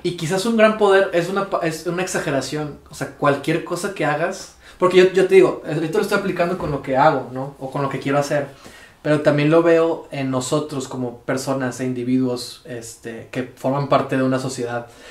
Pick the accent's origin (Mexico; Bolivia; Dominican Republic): Mexico; soy mexicano